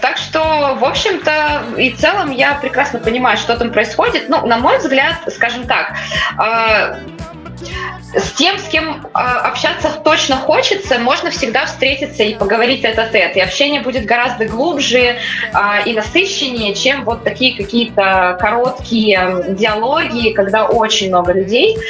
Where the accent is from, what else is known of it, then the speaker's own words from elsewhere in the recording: Siberia, Russia; moved away as an adult; also born or lived in Saint Petersburg; now in Moscow, Russia; я и в школе училась далеко, то есть в своем родном городе в Сибири